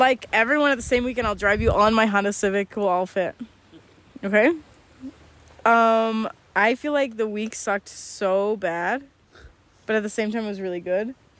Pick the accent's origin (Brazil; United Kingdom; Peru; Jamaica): Jamaica; I'm from Jamaica.